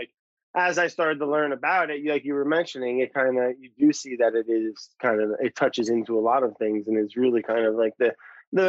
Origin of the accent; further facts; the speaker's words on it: New Jersey, United States; also born or lived in Warwick, New York / Brooklyn; I grew up in New Jersey and working in the city and stuff